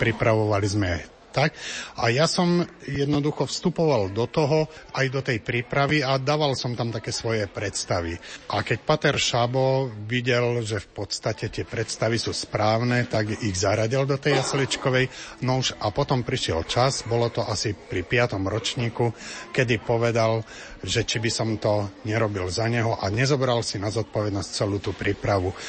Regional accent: Salaš, Žilina Region, Slovakia; ja ako človek, ktorý som hudbu vyštudoval a vyrastal som na Salaši a mám blízko aj ku tomu ľudovému

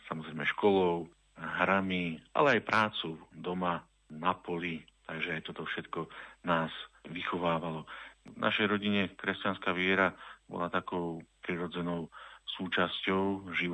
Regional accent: Prusy, Trenčín Region, Slovakia; also born or lived in Bánovce nad Bebravou; pochádzam z kresťanskej rodiny, narodil som sa v Bánovciach nad Bebravou, ale celé detstvo a mladosť som prežil v mojej rodnej obci Prusy.

